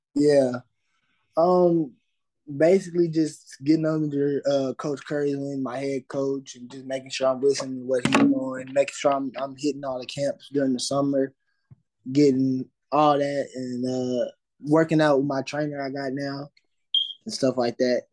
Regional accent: Fort Smith, Arkansas, United States; I'm from Fort Smith, Arkansas

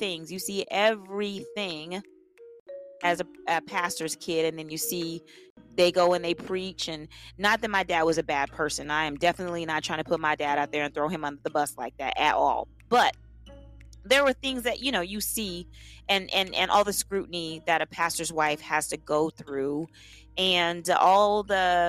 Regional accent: Tulsa, Oklahoma, United States; moved away as an adult; now in Los Angeles, United States; I'm from Tulsa, Oklahoma. I moved out of Tulsa when I was 19 because I wanted to come

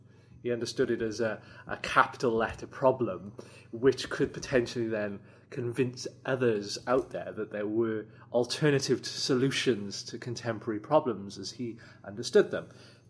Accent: Ynysybwl, Wales, United Kingdom; also born or lived in Weston-super-Mare; I was born in Weston-super-Mare, and like a lot of the guys in the book, my family moved across to Wales at the end of the 1980s, and I grew up in Ynys y Bwl, a little village outside Pontypridd

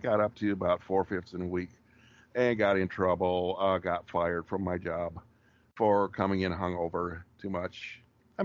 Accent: rural Wisconsin, United States; accent: rural Wisconsin; moved away as an adult; also born or lived in Minneapolis / New York City / Japan; I'm still using it right now, the rural Wisconsin accent. I'm not putting anything on

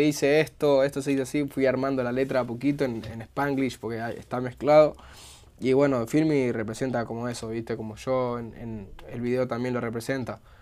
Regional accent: Buenos Aires, Argentina; como bonaerense, como persona de la boca

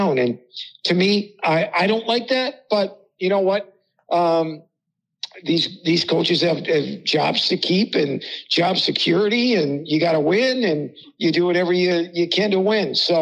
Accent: Hibbing, Minnesota, United States; Scott Sandlin, who I grew up with in Hibbing.

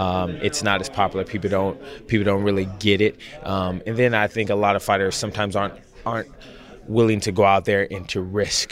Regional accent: Los Angeles County, California, United States; also born or lived in Orange County, California; this is my hometown, meaning this is the first opportunity I've ever had to fight in, like, this part of California. I fought up in San Diego, San Jose, but I'm originally from LA County

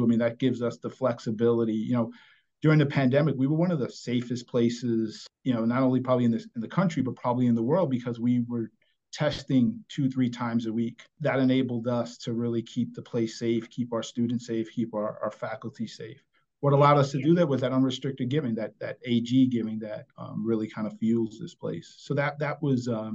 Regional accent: New York City, New York, United States; I grew up in New York City.

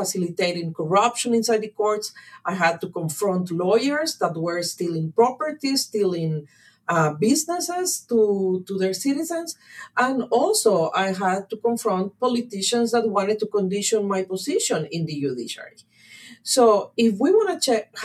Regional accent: Guatemala; I come from Guatemala. When I turned 18, we had a new constitution. It was the end of the civil war in my country

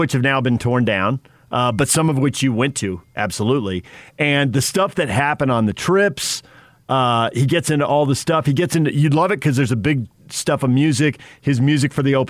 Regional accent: Southern California, United States; growing up in Southern California, Padre fan

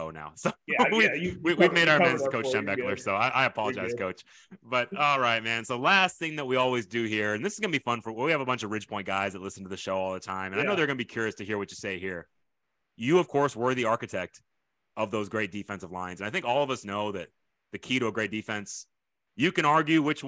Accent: Texas, United States; I grew up in Texas

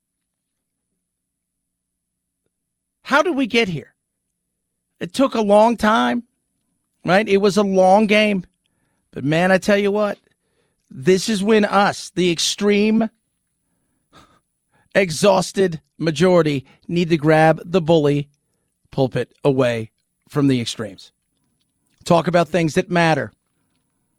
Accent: Los Angeles, California, United States; moved away as an adult; also born or lived in London; I grew up in Los Angeles, born and raised there. Then I lived in London off and on for a decade.

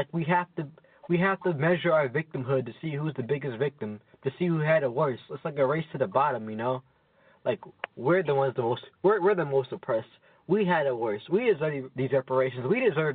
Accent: United States; I'm black. Yes, I was born in America

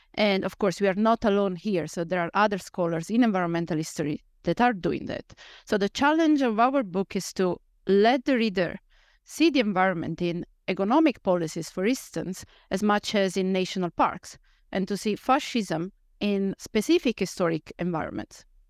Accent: central Italy, Italy; moved away as an adult; now in Netherlands; I grew up in, uh, central Italy

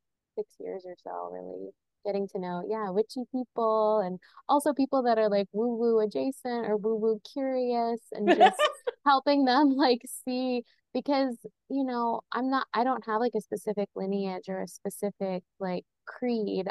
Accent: Kentucky, United States; moved away; the land I was born on in Kentucky

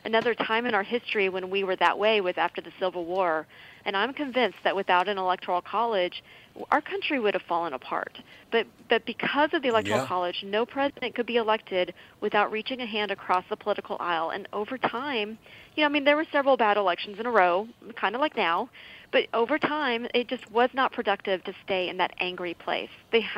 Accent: Texas, United States; Well, I'm going to get myself in trouble if I go off on Minnesota politics when I'm from Texas.

